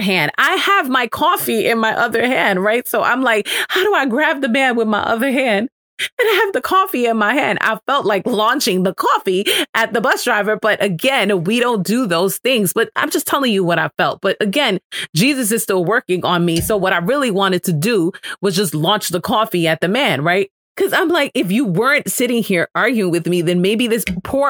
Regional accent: New York City, New York, United States; I am from New York. I am from the Bronx. I was raised in the hood

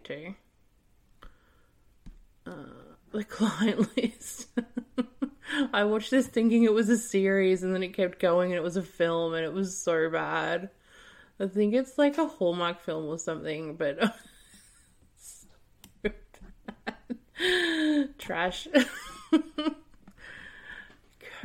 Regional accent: Australia; I'm from Australia

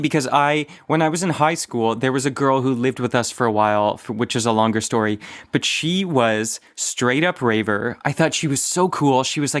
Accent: Oakville, Ontario, Canada; I'm from Oakville.

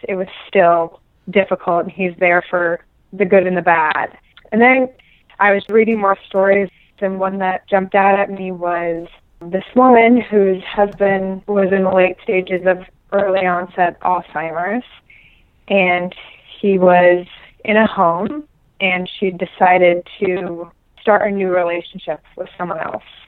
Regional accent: Omaha, Nebraska, United States; also born or lived in New York City; now in New York, United States; I grew up in Omaha, Nebraska

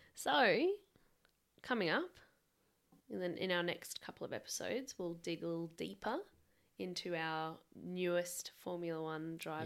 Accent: Adelaide, South Australia, Australia; we are from South Australia.

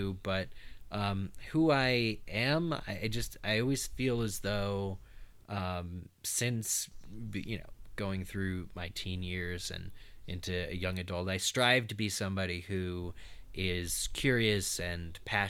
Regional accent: Pennsylvania, United States; now in Chicago, United States; And originally I'm from Eastern Pennsylvania. Pretty cool. We weren't very far from New York City.

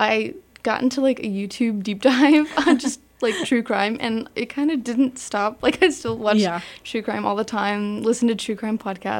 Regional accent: Dallas, Texas, United States; I'm an acting major here at TCU. I study theater with Amelia, and I'm from Dallas

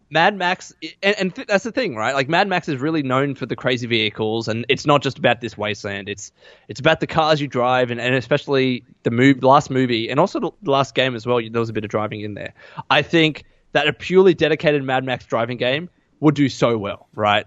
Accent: Australia; accent: Aussie; my Aussie accent

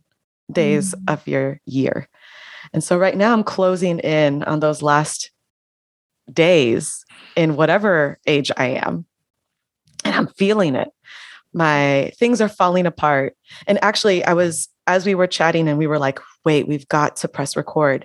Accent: United States; also born or lived in Panama; I was born and raised in the United States

